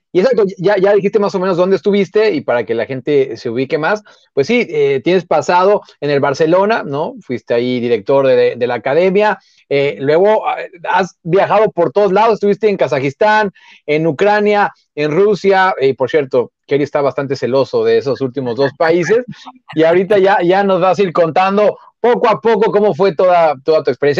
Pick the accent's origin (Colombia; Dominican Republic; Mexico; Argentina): Mexico; nosotros que somos mexicanos